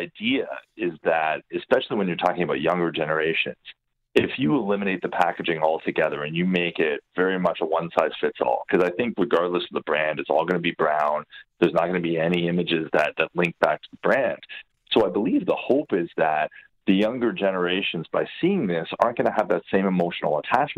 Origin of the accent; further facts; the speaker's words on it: Hamilton, Ontario, Canada; growing up in Hamilton, there was a theater and it was called the Demoriers Theater